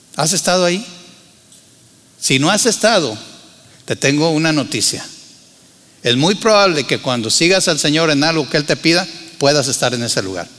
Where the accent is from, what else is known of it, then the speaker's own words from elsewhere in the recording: Torreón, Coahuila, Mexico; moved away as an adult; also born or lived in Monterrey / San Luis Potosí; nací en Tierra Santa, les he dicho, ¿verdad? Torreón, Coahuila